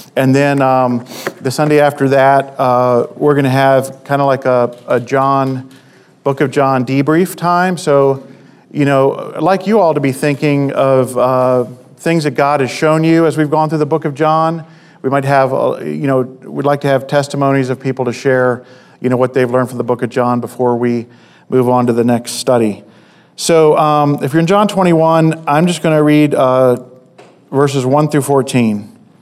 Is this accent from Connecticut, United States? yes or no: no; Maryland, United States; I'm from Maryland